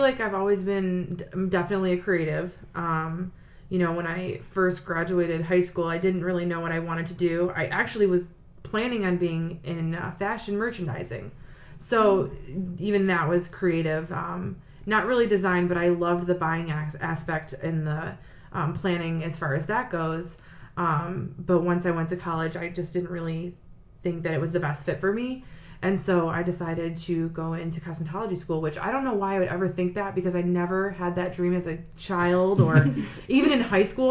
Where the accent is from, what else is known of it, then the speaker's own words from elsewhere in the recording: Sylvania, Ohio, United States; I am from Sylvania. I was born and raised, still live there now.